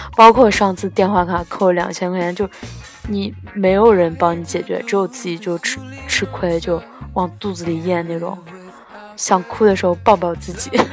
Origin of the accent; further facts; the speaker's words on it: China; moved away; 我们中国人